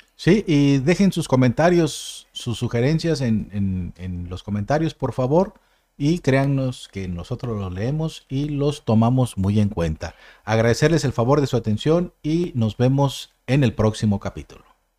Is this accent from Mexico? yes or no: yes; Mexico; somos de México